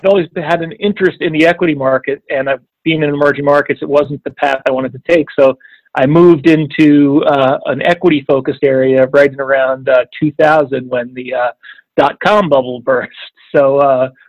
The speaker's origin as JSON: {"language": "English", "region": "the New York area", "country": "United States", "tie": "born or raised there", "said": "growing up in the New York area"}